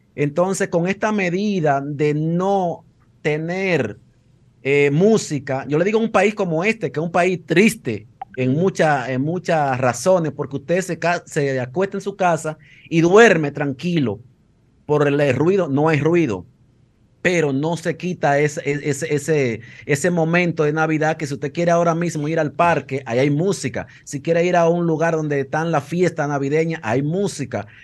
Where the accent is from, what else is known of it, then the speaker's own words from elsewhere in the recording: Dominican Republic; now in Madrid, Spain; somos dominicanos